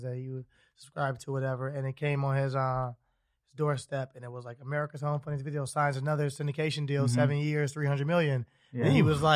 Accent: Chicago, Illinois, United States; from Chicago

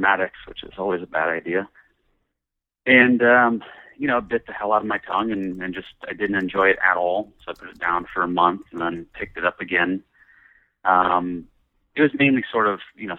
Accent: San Jose, California, United States; I grew up in the San Francisco Bay Area in a town that is now larger, so most people know of San Jose, California, Silicon Valley

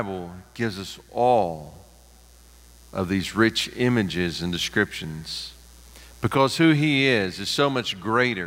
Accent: Pigeon Forge, Tennessee, United States; growing up there at First Baptist Pigeon Forge

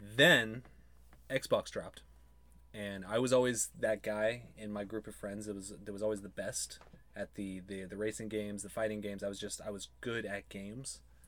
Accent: Frazier Park, California, United States; moved away; also born or lived in Long Beach / Simi Valley; LBC. Yep. Lived in Fraser Park, a little mountain town, most of my life. And then, most of my impressionable years, and then when I was 11 or 12, we moved to Simi Valley area

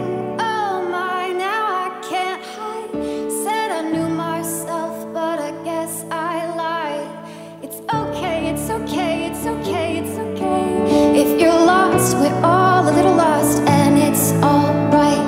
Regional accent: Zanesville, Ohio, United States; I'm from Zanesville, Ohio

